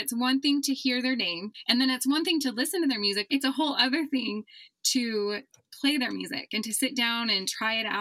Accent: Utah, United States; I'm from Utah.

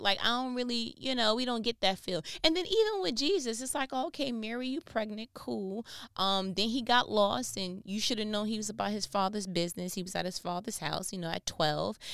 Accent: New York, United States; I'm from New York

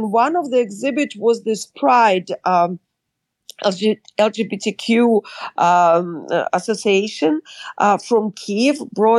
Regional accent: San Francisco, California, United States; I'm from San Francisco. So of course the gay community is very, very active there

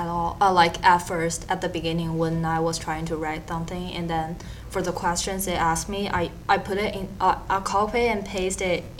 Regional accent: Xi'an, Shaanxi, China; now in Florida, United States; For me, for my hometown, because I'm from the middle of China called Xi'an, the city is called Xi'an, and then we have like distinguished four seasons

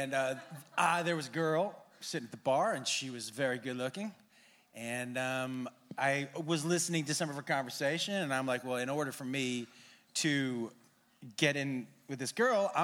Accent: Massachusetts, United States; I grew up in Massachusetts

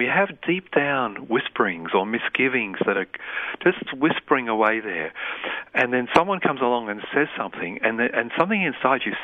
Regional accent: Yorkshire and the Humber, United Kingdom; moved away; also born or lived in New Britain, Papua New Guinea / Calcutta, India; I came from Yorkshire, which was the world capital of negative parenting.

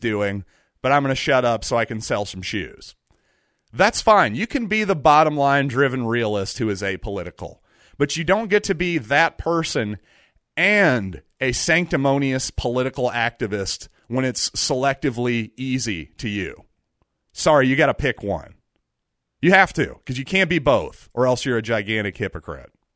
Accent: United States; as an American

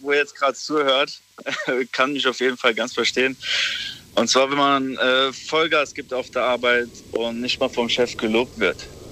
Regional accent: Saarbrücken, Saarland, Germany; ich bin aus Saarbrücken

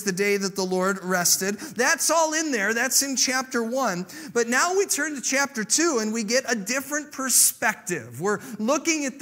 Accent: Illinois, United States; I grew up in Illinois during the Chicago Bulls, Michael Jordan era.

